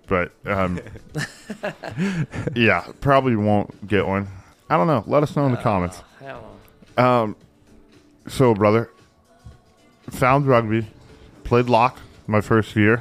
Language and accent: English; Texas, United States; we grew up in Texas